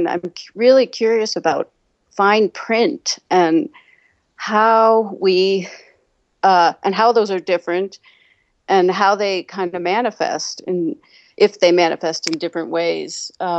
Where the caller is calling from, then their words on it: New Mexico, United States; Hi, I'm calling from New Mexico.